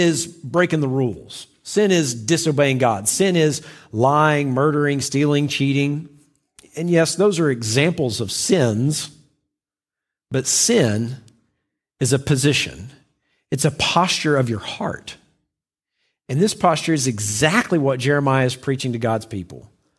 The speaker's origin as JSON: {"language": "English", "region": "the South", "country": "United States", "tie": "born or raised there", "said": "When I was a child, I grew up in the South"}